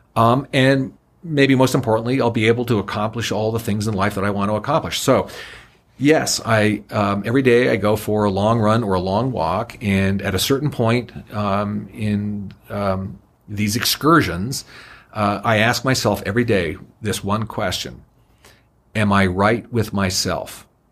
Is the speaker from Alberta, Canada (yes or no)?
no; Niagara Falls, Ontario, Canada; I was born and raised in the honeymoon capital of the world, Niagara Falls